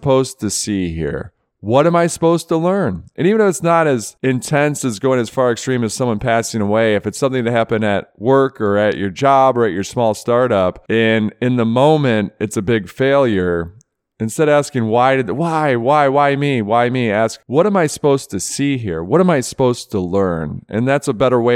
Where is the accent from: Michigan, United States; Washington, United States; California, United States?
Michigan, United States; growing up in Michigan